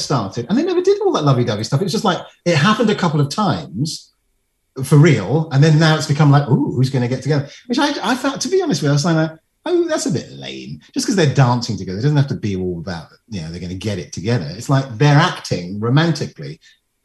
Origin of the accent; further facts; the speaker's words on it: London, United Kingdom; I come from landlocked London